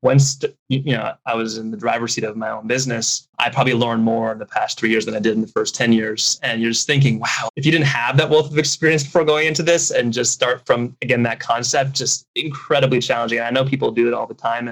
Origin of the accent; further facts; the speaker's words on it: Connecticut, United States; moved away as an adult; now in Japan; I'm originally from Connecticut, but I've now been living in Japan for the past 14 years